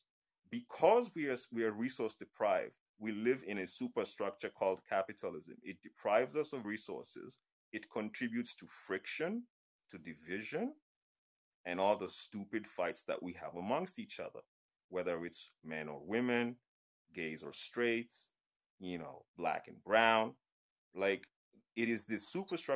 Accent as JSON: {"language": "English", "country": "Kenya", "said": "I'm Kenyan"}